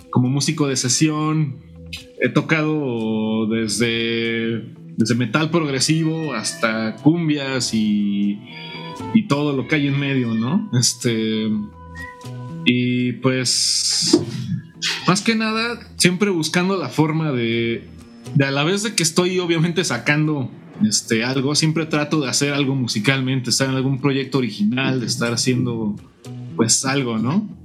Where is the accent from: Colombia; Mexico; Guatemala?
Mexico; Morelia, Michoacán; soy un guitarrista, soy originario de Morelia, Michoacán.